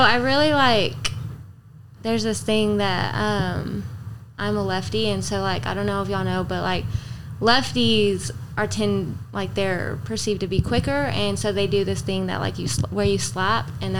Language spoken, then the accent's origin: English; Alpine, Texas, United States; I'm from Alpine.